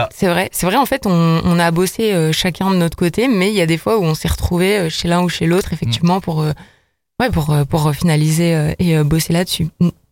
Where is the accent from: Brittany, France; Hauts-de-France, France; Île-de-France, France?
Hauts-de-France, France; Lille; moved away as an adult; now in Lyon, France; je suis quand même originaire de Lille